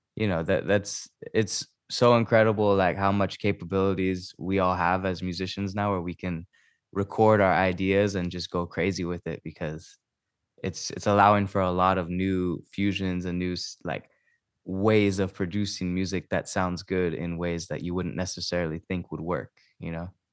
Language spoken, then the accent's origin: English; Maui, Hawaii, United States; moved away as an adult; now in Temecula, United States; I'm originally from Maui, and I'm, uh, here living in, uh, Temecula right now.